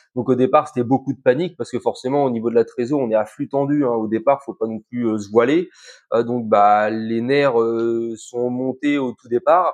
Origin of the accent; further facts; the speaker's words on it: Calvados, Normandy, France; chez nous, dans le Calvados